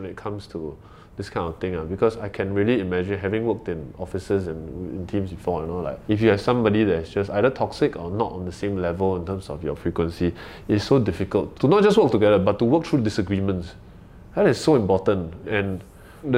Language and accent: English; Malaysia; now in Singapore; I'm a foreigner, right? I'm a Malaysian, but I'm a PR here.